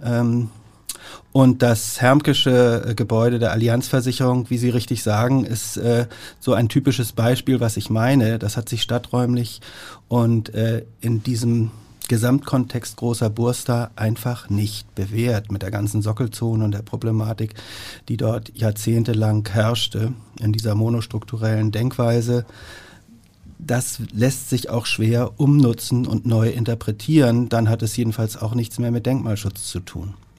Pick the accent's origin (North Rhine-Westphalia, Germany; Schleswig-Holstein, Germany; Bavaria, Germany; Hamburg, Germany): Hamburg, Germany; born or raised there